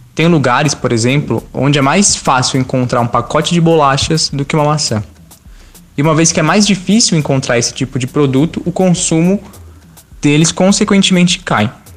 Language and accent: Portuguese; São Paulo, Brazil; Eu sou da região de Parelheiros, na zona sul de São Paulo